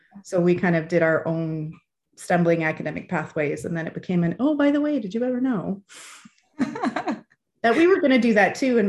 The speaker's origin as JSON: {"language": "English", "town": "Fergus", "region": "Ontario", "country": "Canada", "tie": "born or raised there", "also_born_or_lived": "Hamilton / St. John's / Ottawa", "said": "So I'm Canadian. I grew up in Canada, but we moved around a fair bit. So I lived in Hamilton, in St. John's, Newfoundland, in Ottawa. I did my middle school and high school in a small town in Ontario called Fergus."}